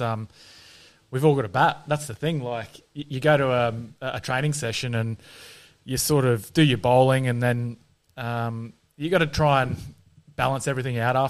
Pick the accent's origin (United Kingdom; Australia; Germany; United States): Australia; Queensland; moved away; Being a Queenslander